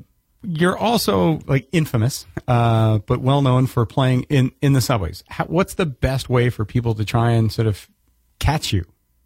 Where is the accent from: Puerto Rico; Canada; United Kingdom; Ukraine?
Canada; I'm Canadian